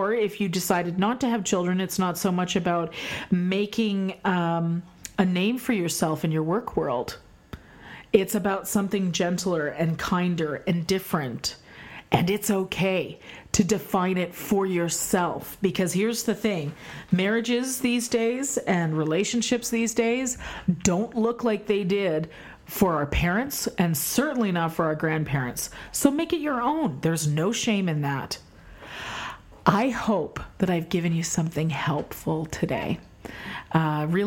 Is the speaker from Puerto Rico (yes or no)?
no; Canada; moved away as an adult; also born or lived in United States; I'm Canadian, we do celebrate American Thanksgiving